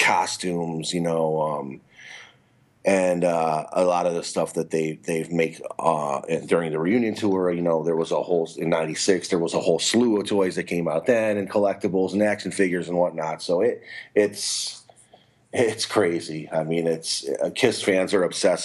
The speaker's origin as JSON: {"language": "English", "town": "Cleveland", "region": "Ohio", "country": "United States", "tie": "born or raised there", "moved": "as an adult", "lives_now": "Florida, United States", "said": "I am in Florida. That's where I reside. But, I'm originally from Cleveland, but I've been down here in Florida about 5 or 6 years"}